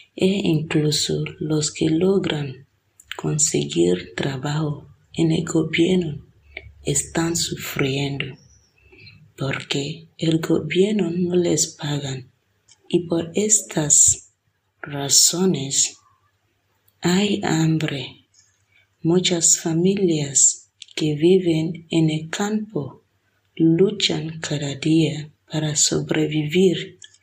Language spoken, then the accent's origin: Spanish; Nigeria; now in Villanueva de Córdoba, Spain